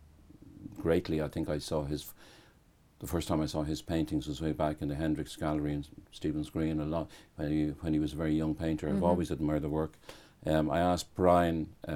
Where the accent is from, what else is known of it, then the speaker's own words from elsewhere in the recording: Dublin, Leinster, Ireland; I grew up in Dublin.